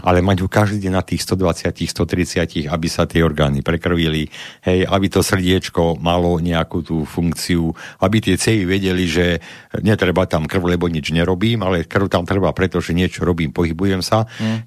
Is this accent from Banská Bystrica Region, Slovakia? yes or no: yes; Králiky, Banská Bystrica Region, Slovakia; ja som z Králik, a to je dolina